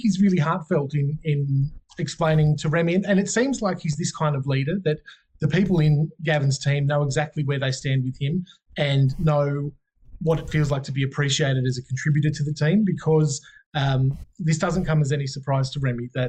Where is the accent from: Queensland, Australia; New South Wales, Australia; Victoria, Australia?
New South Wales, Australia; Wagga Wagga; coming from Wagga